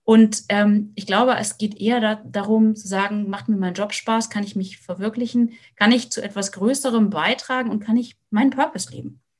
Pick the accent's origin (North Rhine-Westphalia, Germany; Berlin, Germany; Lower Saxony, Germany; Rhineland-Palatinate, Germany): Lower Saxony, Germany; Ich komme, wie gesagt, aus der Lüneburger Heide und hab, bin auf eigentlich das Auto angewiesen.